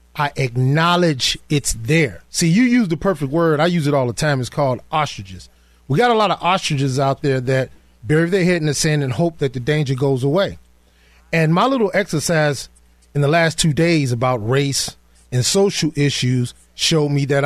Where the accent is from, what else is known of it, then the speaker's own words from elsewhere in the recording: Chicago, Illinois, United States; me and you, we grew up in the inner city